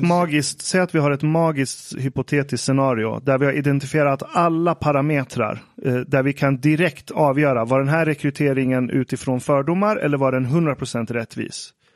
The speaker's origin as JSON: {"language": "Swedish", "country": "Iran", "said": "jag som iranier"}